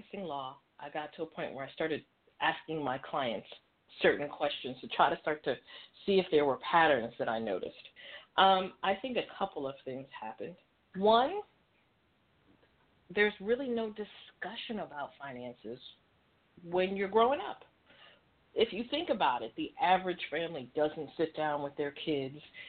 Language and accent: English; New York City, New York, United States; I grew up in New York City